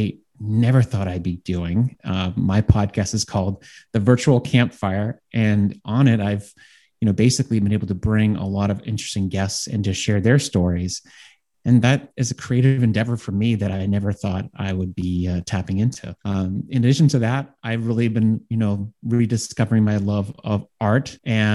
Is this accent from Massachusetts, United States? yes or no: yes; Boston, Massachusetts, United States; I'm from Boston